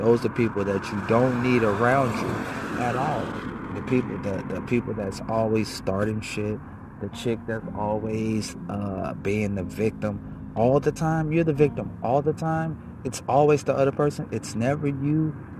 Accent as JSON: {"language": "English", "town": "Chicago", "region": "Illinois", "country": "United States", "tie": "born or raised there", "said": "I was born in the hundreds. I grew up in Motown. Not Detroit Motown, because Detroit get down. Shout out to the South Side and the East Side and the West Side. Like, I'm brought up Motown. In Chicago, some know it as Back of the Yards, West Inglewood."}